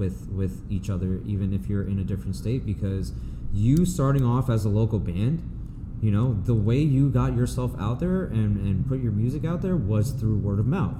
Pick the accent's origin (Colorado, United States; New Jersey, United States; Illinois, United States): New Jersey, United States; now in Los Angeles, United States; I'm originally from New Jersey